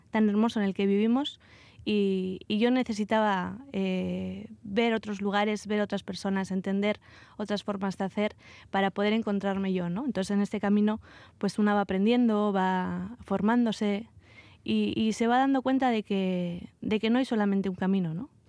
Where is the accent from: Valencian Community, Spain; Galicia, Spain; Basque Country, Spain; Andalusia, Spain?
Basque Country, Spain; Vitoria-Gasteiz; moved away as an adult; salí, salí de Vitoria eh, a los 18 años y hace poco regresé a, Álava.